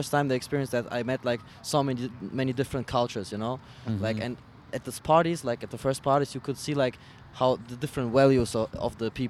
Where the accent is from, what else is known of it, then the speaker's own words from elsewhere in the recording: Dnipro, Dnipropetrovsk Oblast, Ukraine; now in Germany; I'm coming from Germany. I was born in the Ukraine, like in a big city. Actually, it's called Dnipropetrovsk. Sounds kind of hard. It's like the second biggest city.